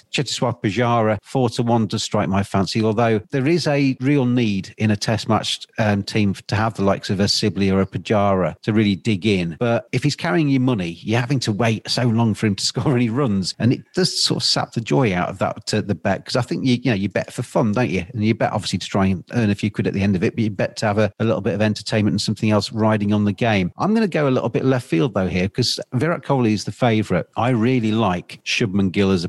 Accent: England, United Kingdom; I'm English

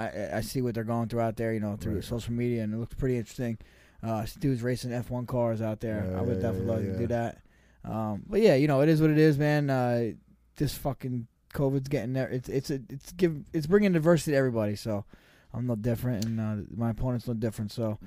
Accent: New Jersey, United States; I could dance. We're from Jersey.

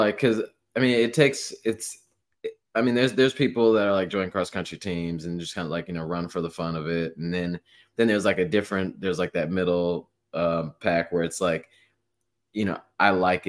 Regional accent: Midwest, United States; I feel like Midwest, I mean, just because I was raised in the Midwest, so I guess we're both kind of biased here

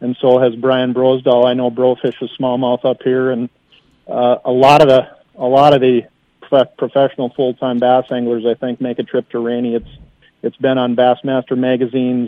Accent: Litchfield, Minnesota, United States; I grew up in Litchfield, Minnesota

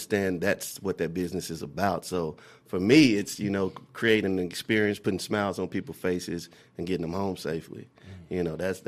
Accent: Dallas, Texas, United States; I'm from Dallas, Texas, born and raised. Oak Cliff, where I spend most of my days

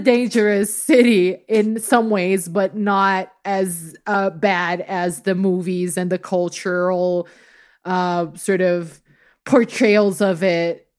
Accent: Rio de Janeiro, Brazil; moved away; I grew up in Rio

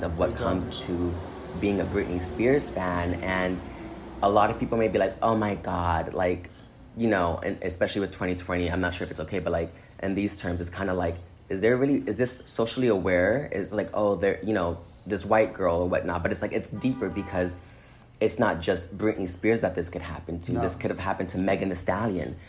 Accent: Inglewood, California, United States; also born or lived in Boston, Massachusetts / San Francisco / Minnesota; I was born and raised in Boston until I was 11, but I do consider myself from Inglewood, California, because that's where I spent most of like my teenage and adult life

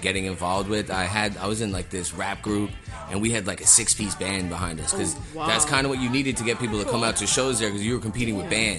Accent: Eastern Long Island, New York, United States; moved away as an adult; now in Brooklyn, United States; I'm from Eastern Long Island.

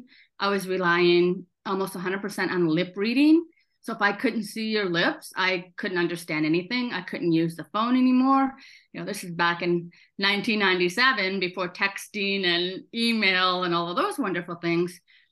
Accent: South Dakota, United States; I grew up in South Dakota

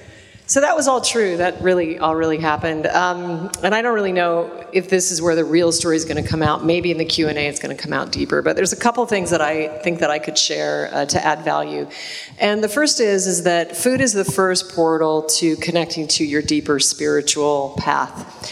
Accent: Alaska, United States; But I was raised in Alaska on game meat. I incarnated into a family of a big game hunter, and I grew up eating caribou tacos and moose stew and more salmon than anyone would ever want to eat.

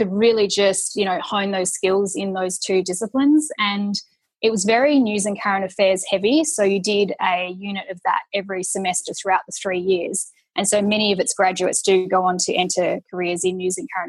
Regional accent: Perth, Western Australia, Australia; moved away as an adult; now in Melbourne, Australia; I grew up in Perth

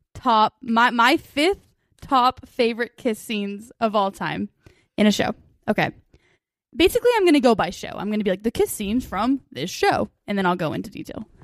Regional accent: United States; we're American

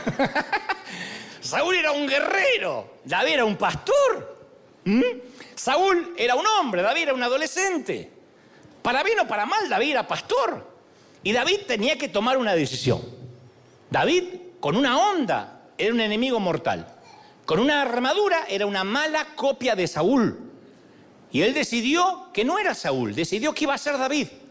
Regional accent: Argentina; soy argentino

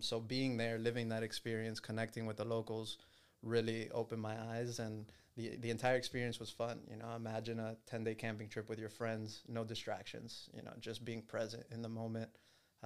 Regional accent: Miami, Florida, United States; I was born and raised in Miami, grew up here, still live here.

